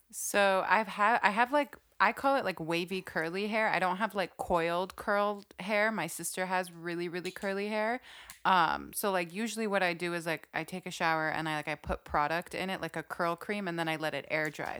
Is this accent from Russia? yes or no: no; Saudi Arabia; when I grew up in Saudi